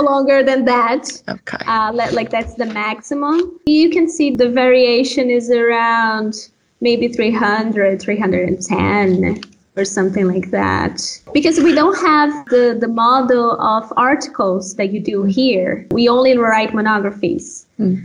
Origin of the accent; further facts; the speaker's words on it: Pará, Brazil; English is a second language; also born or lived in Minas Gerais, Brazil; now in Sweden; I'm from a state called Pará, and I'm very proud of that. I'm very proud of where I am from originally, even though today I live in, in another state